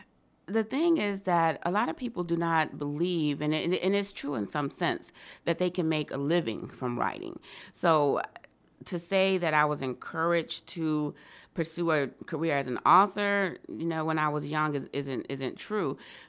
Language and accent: English; Rochester, New York, United States; also born or lived in Bogalusa, Louisiana; So I was born in Bogalusa, raised there till I was 5. My mom had moved to Rochester in pursuit of a better opportunity, like a lot of people did during that time.